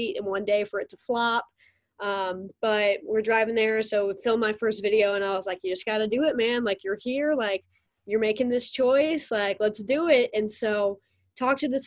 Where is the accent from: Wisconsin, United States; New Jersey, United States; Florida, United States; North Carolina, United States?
North Carolina, United States; moved away; I'm from North Carolina